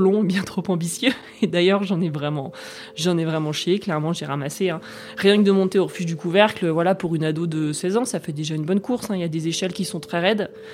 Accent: La Roche-sur-Foron, Auvergne-Rhône-Alpes, France; also born or lived in Nancy / Grenoble / Germany / United States; je suis née à Nancy, Meurthe-Moselle cinquante-quatre, mais, euh, j'ai grandi en Haute-Savoie, à La Roche-sur-Foron

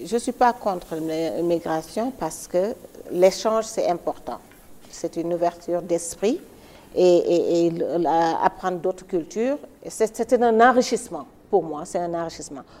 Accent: Dakar, Senegal; moved away as an adult; also born or lived in New York, United States / Washington, United States; Je suis sénégalaise, je suis née et j'ai grandi à Dakar.

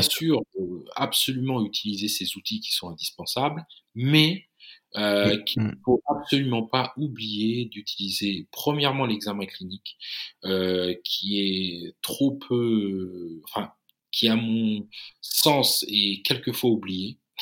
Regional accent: Chartres, Centre-Val de Loire, France; la belle région de l'Eure-et-Loire, qui, qui, qui est dans la région centre et dont je suis originaire. Hein, je suis né à Chartres.

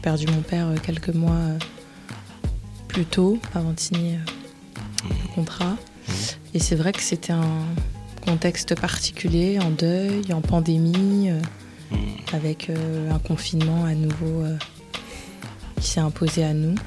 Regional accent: Paris, Île-de-France, France; je suis née en France, je suis née à Paris

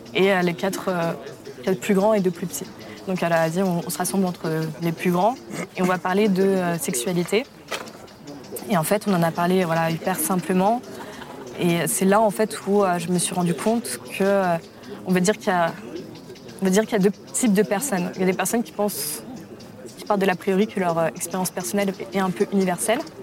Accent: Paris, Île-de-France, France; also born or lived in Germany / Poland; je, suis arrivée à Paris, en grande section de maternelle, dans le 9e arrondissement. Et euh, je suis à Paris depuis

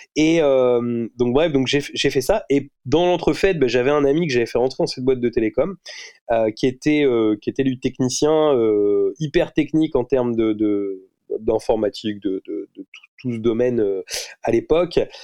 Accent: Rouen, Normandy, France; je suis né à Rouen, je, je vis toujours à Rouen.

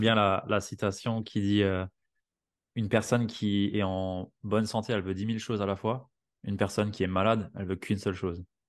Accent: Alsace, Grand Est, France; chez moi en Alsace

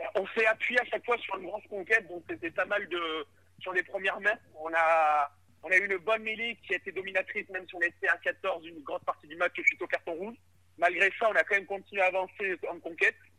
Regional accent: Brive-la-Gaillarde, Nouvelle-Aquitaine, France; moved away; Je suis originaire de Brive

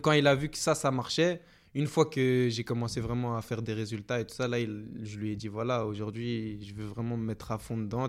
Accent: Belgium; also born or lived in Guinea (origin of family); Je suis l'un des Belges

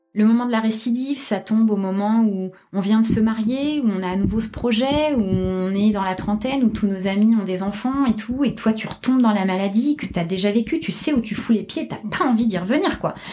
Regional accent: Toulouse, Occitania, France; moved away; je suis toulousaine

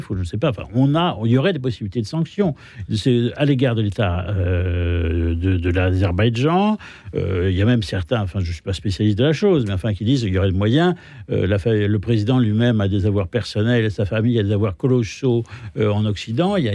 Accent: France; je dirais que j'ai honte en tant que Français de, cette situation.

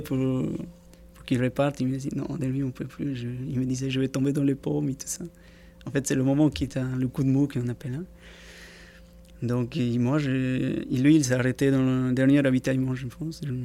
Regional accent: Peru; French is a second language; moved away as an adult; now in French Polynesia; Je, vivais chez moi au Pérou, parce que je suis un Pérouien à la base

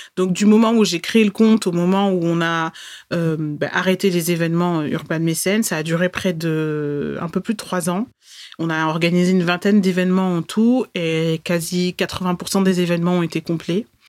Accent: Bordeaux, Nouvelle-Aquitaine, France; Je suis née à Bordeaux

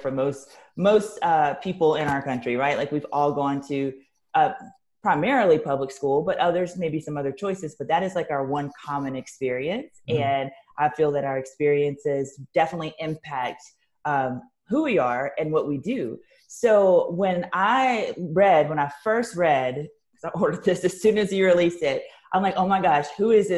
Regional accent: the South, United States; I'm from the South and have worked in a lot of different states in the South

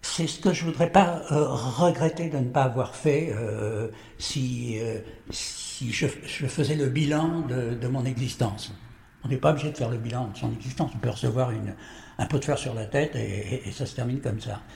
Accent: Courbevoie, Île-de-France, France; also born or lived in Paris; je suis né à Paris, je vis à Paris et je meurs à Paris. Je ne bouge pas

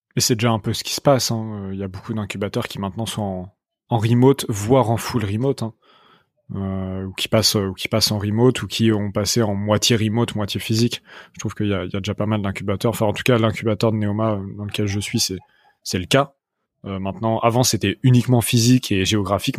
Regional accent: Rouen, Normandy, France; je viens de Rouen

